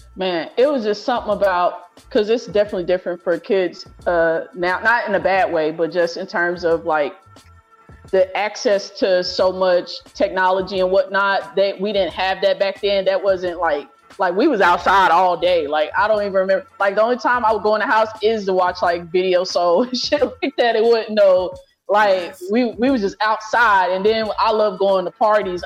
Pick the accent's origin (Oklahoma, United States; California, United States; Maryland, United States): Oklahoma, United States; I'm from Oklahoma